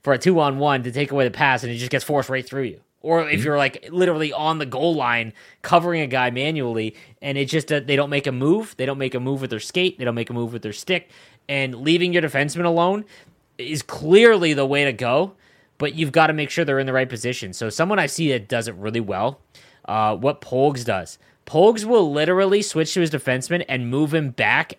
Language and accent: English; Canada; I'm Canadian